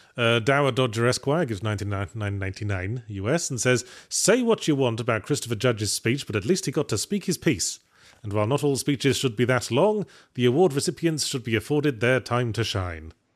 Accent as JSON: {"language": "English", "region": "England", "country": "United Kingdom", "accent": "English", "moved": "yes", "lives_now": "California, United States", "said": "as an English person living in America"}